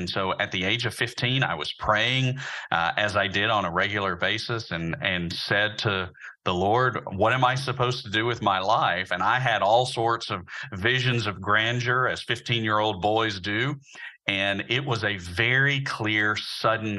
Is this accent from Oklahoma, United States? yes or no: no; Birmingham, Alabama, United States; I'm actually from Birmingham as well. I grew up just on the other side of town from Samford University and Beeson Divinity School over in the Huffman and Roebuck area